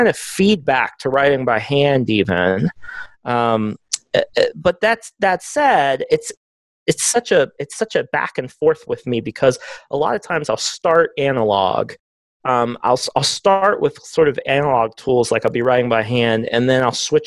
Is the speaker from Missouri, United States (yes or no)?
no; Texas, United States; I'm a Texan